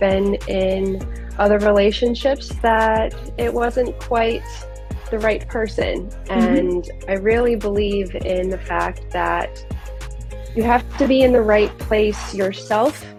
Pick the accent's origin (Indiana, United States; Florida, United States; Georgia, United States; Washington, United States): Florida, United States; growing up in Florida, I am quite the Disney girl